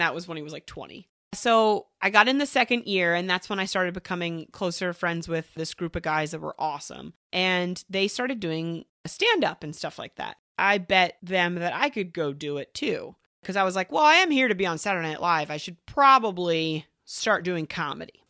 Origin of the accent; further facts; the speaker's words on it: Horsham, Pennsylvania, United States; moved away as an adult; also born or lived in New York City; I grew up in Horsham, Pennsylvania, which is just suburbia